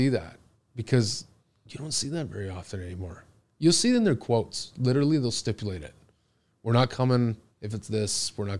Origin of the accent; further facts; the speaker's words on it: Oakville, Ontario, Canada; I grew up in Oakville. So I grew up in Brawny. I went to Kiwi Park.